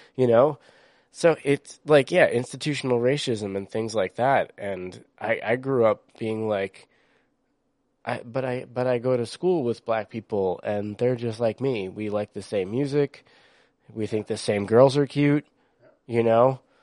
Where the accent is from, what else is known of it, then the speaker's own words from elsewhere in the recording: East Coast, United States; I grew up on the East Coast where diversity was fucking celebrated